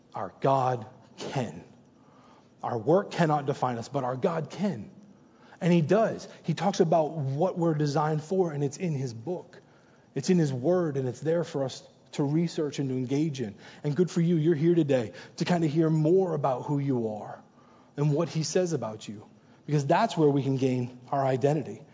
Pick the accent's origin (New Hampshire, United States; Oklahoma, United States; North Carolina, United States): New Hampshire, United States; moved away; also born or lived in New York; I'm originally born and raised in New Hampshire